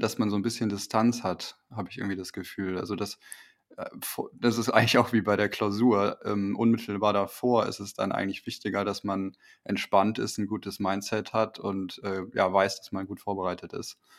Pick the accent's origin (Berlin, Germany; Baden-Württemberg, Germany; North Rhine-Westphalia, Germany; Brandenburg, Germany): North Rhine-Westphalia, Germany; Wipperfürth; ich komme aus dem Bergischen